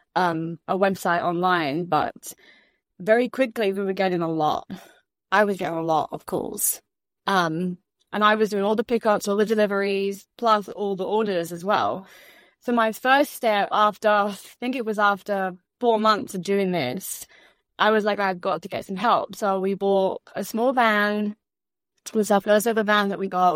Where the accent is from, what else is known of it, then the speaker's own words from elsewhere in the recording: London, United Kingdom; moved away as an adult; also born or lived in Orlando, Florida / Michigan / Chicago / Kansas; now in Sarasota, United States; originally born and raised in England, London, England